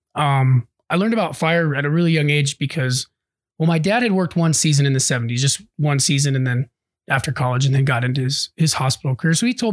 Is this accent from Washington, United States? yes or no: no; Susanville, California, United States; born or raised there; also born or lived in Vallejo, California